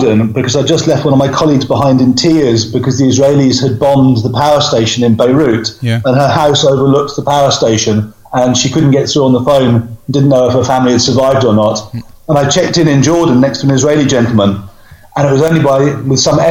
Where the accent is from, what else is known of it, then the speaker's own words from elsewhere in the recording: England, United Kingdom; moved away as an adult; also born or lived in UAE; now in Dubai, United Arab Emirates; I'm English